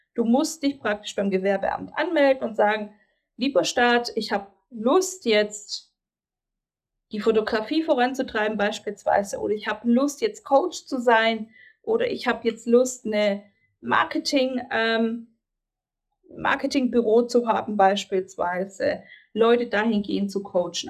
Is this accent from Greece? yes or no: yes; Greece; now in Germany; ich als gebürtige Griechin